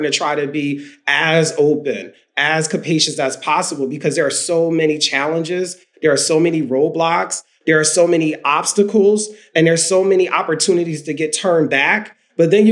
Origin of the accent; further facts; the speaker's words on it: Philadelphia, Pennsylvania, United States; growing up in South Philly